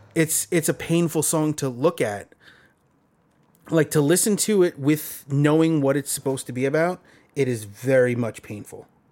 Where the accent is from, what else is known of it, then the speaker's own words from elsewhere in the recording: New York City, New York, United States; growing up in Brooklyn